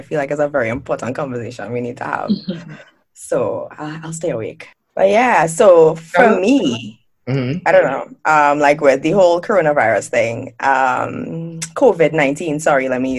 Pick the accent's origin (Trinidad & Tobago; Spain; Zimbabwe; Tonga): Trinidad & Tobago; Port of Spain; moved away as an adult; growing up in the Caribbean, I lived there my entire life.